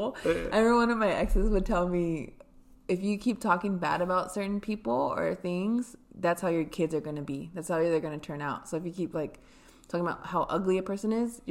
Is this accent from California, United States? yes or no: yes; Fontana, California, United States; also born or lived in San Bernardino; I'm from Fontana.